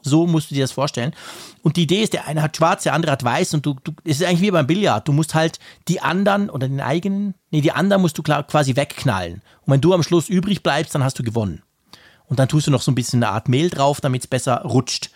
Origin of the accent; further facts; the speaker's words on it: Switzerland; ich als Schweizer